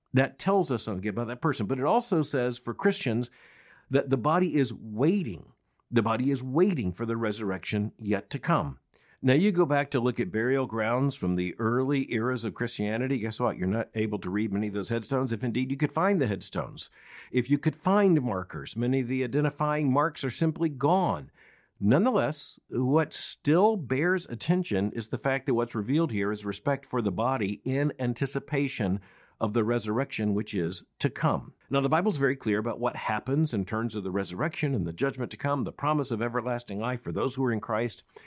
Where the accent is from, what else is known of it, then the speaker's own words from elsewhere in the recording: Florida, United States; growing up in Florida